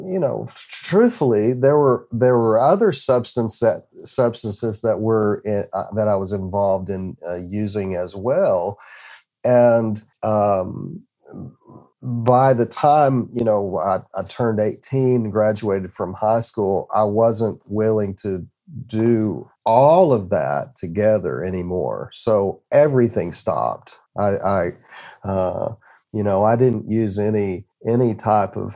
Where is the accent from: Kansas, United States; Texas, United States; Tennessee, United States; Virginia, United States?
Texas, United States; Odessa; with other substances that that uh, uh, that were a part of growing up in Odessa, um, I lost numerous friends.